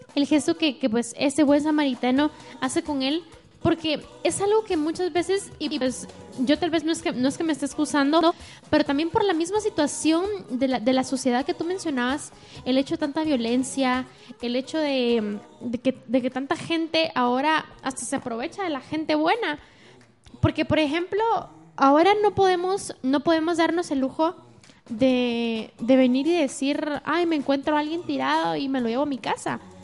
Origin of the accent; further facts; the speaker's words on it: Guatemala; nosotros como chapines decimos de show